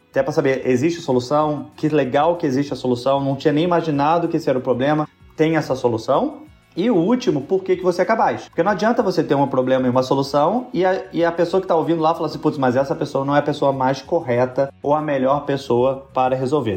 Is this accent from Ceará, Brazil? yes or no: no; Rio de Janeiro, Brazil; eu sou do Rio também